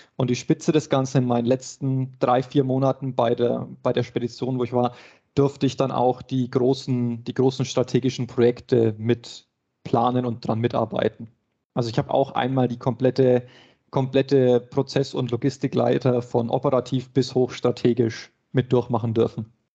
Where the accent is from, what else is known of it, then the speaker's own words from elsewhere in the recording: Nuremberg, Bavaria, Germany; ich komme auch aus Nürnberg, bin sozusagen das Nürnberger Hausgewächs